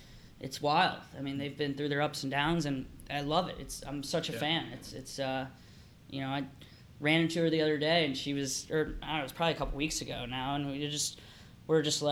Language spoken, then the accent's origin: English; Dayton, Ohio, United States; now in Columbus, United States; we were born in Dayton. We live in Columbus.